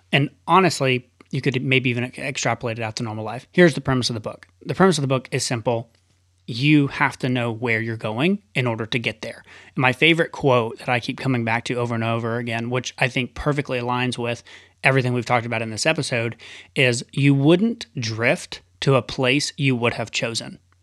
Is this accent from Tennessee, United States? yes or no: yes; Tennessee, United States; moved away; one of my best friends growing up, Nathan, and, uh, and his wife moved out to L A and from Tennessee. And that was really the first person I knew from my hometown that went away